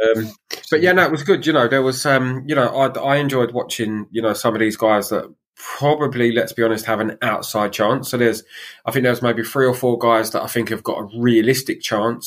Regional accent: England, United Kingdom; being English

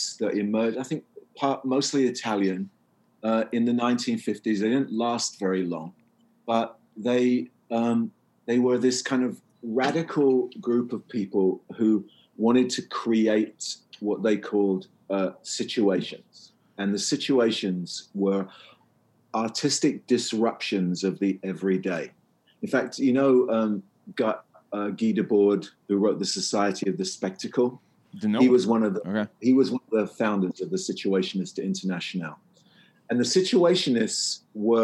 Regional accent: England, United Kingdom; I'm English

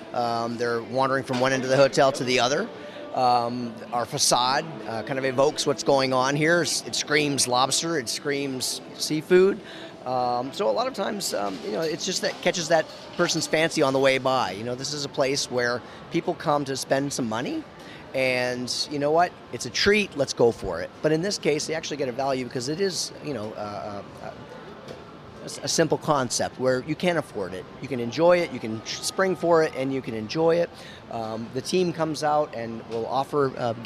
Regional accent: Maine, United States; I'm also from Maine. I didn't tell you that yet, but I was, you know, born from Maine

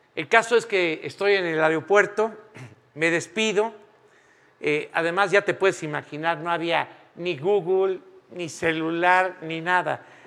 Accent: Mexico; moved away as an adult; also born or lived in Spain; todos los mexicanos en ese momento tuvimos que salir de España

